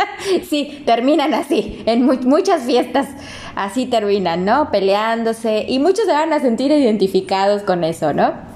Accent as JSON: {"language": "Spanish", "town": "Ciudad Victoria", "region": "Tamaulipas", "country": "Mexico", "said": "somos de Tamaulipas, de Ciudad Victoria"}